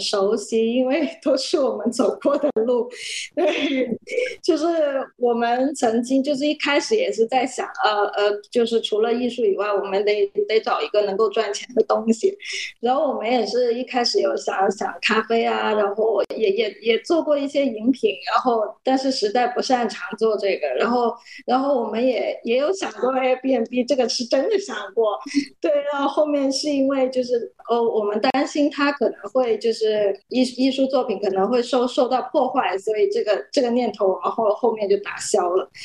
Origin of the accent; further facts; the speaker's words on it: Guangzhou, Guangdong, China; 我是一个广州人嘛，就土生土长